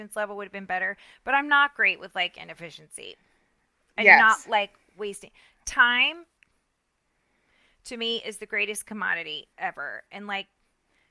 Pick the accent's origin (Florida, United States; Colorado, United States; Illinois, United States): Florida, United States; Central; accent: Southern; growing up in Central Florida